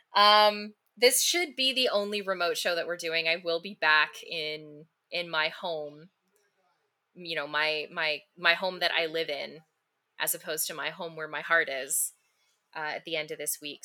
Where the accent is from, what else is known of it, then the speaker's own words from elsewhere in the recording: Canada; as a Canadian